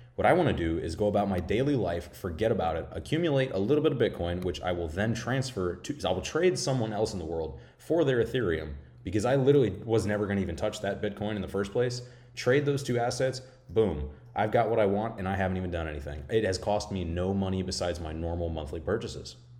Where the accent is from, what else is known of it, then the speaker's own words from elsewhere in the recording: Florida, United States; I'm from Florida